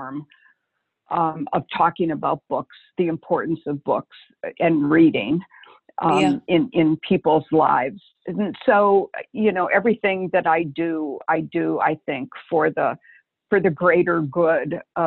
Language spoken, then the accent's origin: English; Detroit, Michigan, United States; I grew up in Detroit